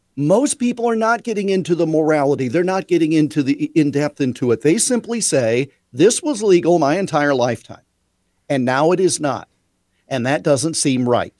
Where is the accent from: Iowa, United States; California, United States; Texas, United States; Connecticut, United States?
Iowa, United States; my home state of Iowa